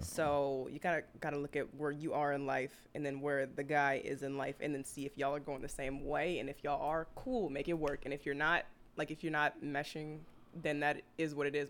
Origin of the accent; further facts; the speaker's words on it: New Orleans, Louisiana, United States; moved away as an adult; now in Houston, United States; I'm originally from New Orleans